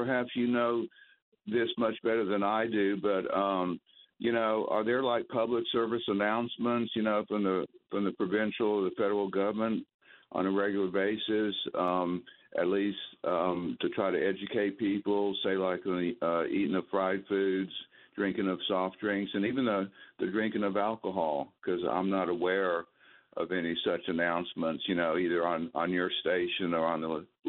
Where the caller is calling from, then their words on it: North Carolina, United States; We're getting the hang of being snowbirds. I'm calling you from North Carolina.